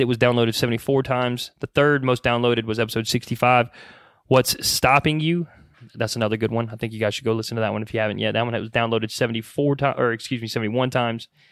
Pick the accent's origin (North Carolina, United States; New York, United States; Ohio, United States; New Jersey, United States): North Carolina, United States; Mooresville; we're from Mooresville, North Carolina. Obviously, we're local to the Mooresville, Charlotte area.